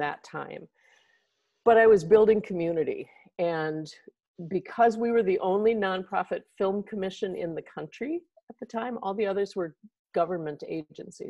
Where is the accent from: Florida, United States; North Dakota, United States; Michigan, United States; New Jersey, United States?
North Dakota, United States; Fargo; now in St. Paul, United States; I'm from Fargo